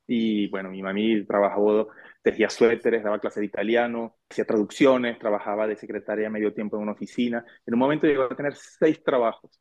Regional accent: Venezuela; moved away as an adult; also born or lived in Argentina; now in France; mi padre es venezolano

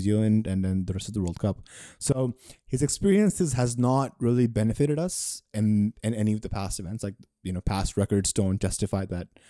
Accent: Pakistan; As a Pakistani

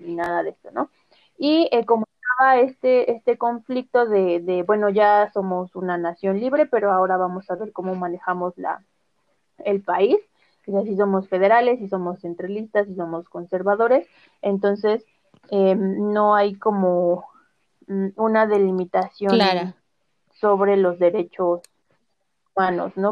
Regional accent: Mexico

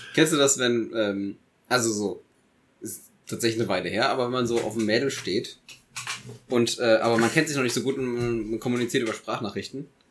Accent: Eifel, Germany; ich komme aus der Eifel

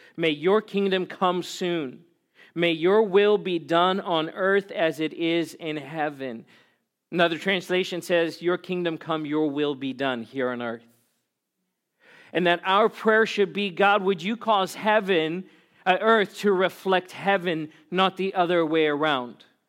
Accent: South Africa; now in Glendora, United States; I was born and raised in South Africa, as a white South African

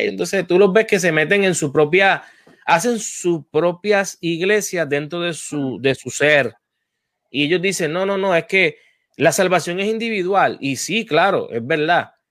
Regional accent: Puerto Rico; yo estuve en el Departamento de la Familia en Puerto Rico.

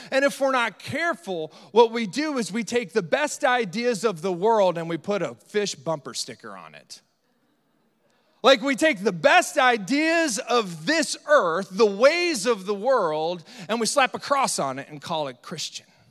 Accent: Northeast Iowa, United States; specifically Northeast Iowa, where we're from

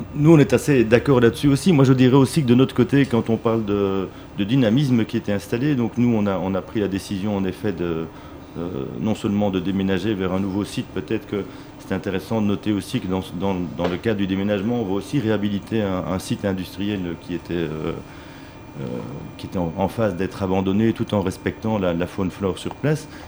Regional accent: Belgium; moi en tant, en tant que Belge

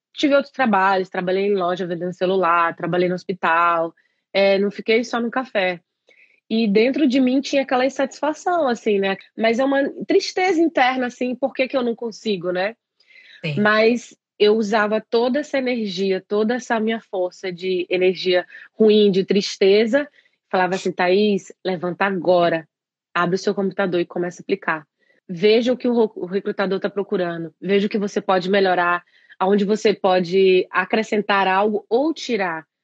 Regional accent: interior of Pará, Brazil; moved away as an adult; also born or lived in São Paulo, Brazil; now in Ireland; Sou do interior do Pará, no Brasil

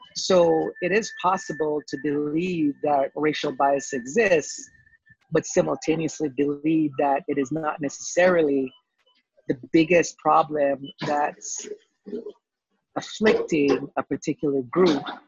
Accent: Jamaica; moved away as an adult; now in United States; I was born in the Caribbean, born in Jamaica lived there for 18 years

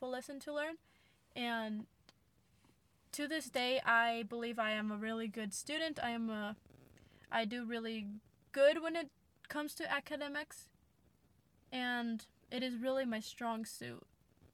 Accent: United States; first language English; I was born in the United States

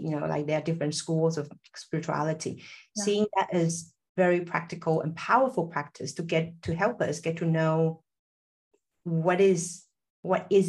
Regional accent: Taiwan; moved away; also born or lived in Silicon Valley; I'm originally from Taiwan. I was born into like a mixture of Taiwanese, Chinese

